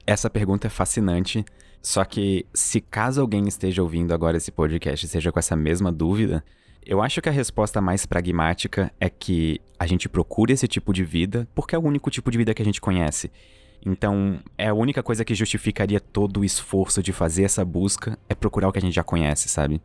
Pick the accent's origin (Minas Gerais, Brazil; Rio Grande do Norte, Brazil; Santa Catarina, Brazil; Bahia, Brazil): Santa Catarina, Brazil; eu falo bastante tu, porque eu sou de Santa Catarina, então é o jeito que a gente fala aqui